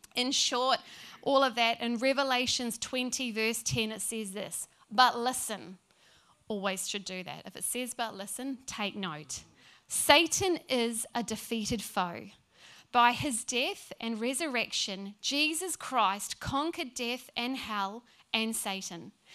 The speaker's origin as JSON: {"language": "English", "country": "New Zealand", "moved": "yes", "lives_now": "Brisbane, Australia", "said": "Being a Kiwi"}